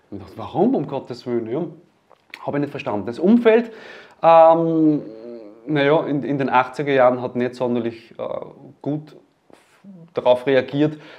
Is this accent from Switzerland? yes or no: no; Leonding, Upper Austria, Austria; Ich komme aus Leonding